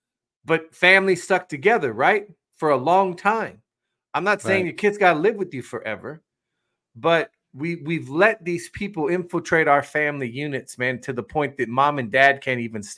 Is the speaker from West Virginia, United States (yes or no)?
yes; West Virginia, United States; also born or lived in North Dakota; People in my home state are beautiful people. I love my Mountaineers.